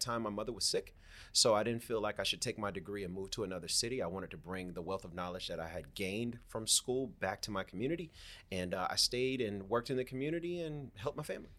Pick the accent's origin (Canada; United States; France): United States; Miami, Florida; I'm from Miami, Florida. Born and raised, man. Born and raised in the county of Dade